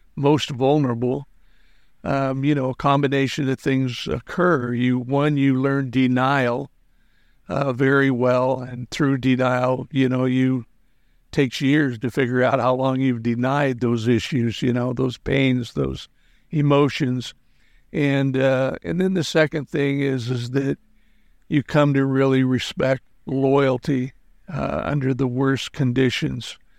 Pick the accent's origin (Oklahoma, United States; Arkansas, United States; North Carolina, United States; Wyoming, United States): Wyoming, United States; moved away as an adult; I grew up in Wyoming